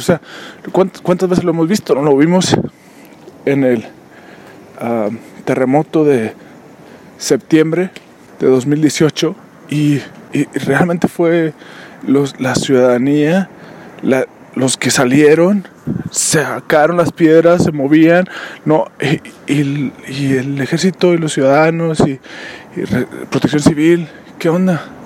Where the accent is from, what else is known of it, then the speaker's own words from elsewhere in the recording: Mexico; somos mexicanos